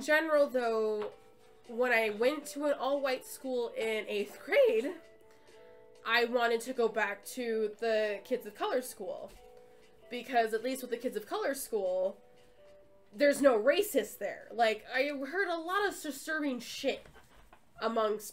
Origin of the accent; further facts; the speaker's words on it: Brooklyn Center, Minnesota, United States; I lived in Brooklyn Center for a long time